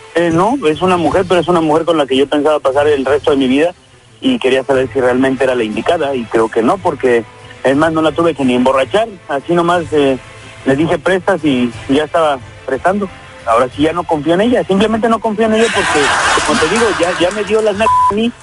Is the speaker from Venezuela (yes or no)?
no; Guerrero, Mexico; moved away; mis creencias que tengo de, allá de mi pueblo, de Guerrero